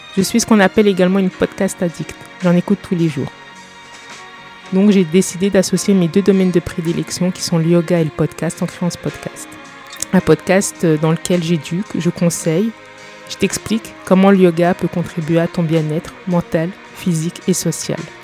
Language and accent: French; eastern France, France; also born or lived in England; je suis française, je suis née et j'ai grandi dans l'est de la France